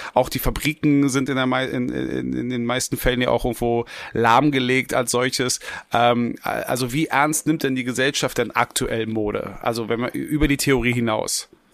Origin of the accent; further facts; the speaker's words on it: Berlin, Germany; ich als als gebürtiger Westberliner